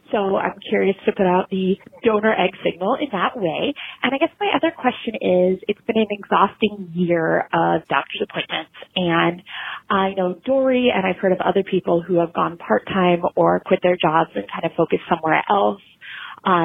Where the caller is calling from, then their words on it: Portland, United States; I'm from Portland